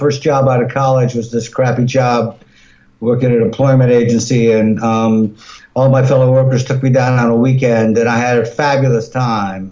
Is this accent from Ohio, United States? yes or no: yes; Cleveland, Ohio, United States; moved away as an adult; also born or lived in West Village, New York; I grew up in the Hungarian ghetto of Cleveland on Buckeye Road